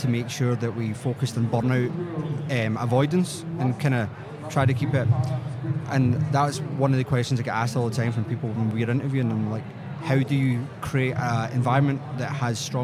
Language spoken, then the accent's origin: English; Scotland, United Kingdom; also born or lived in United States; I'm from Scotland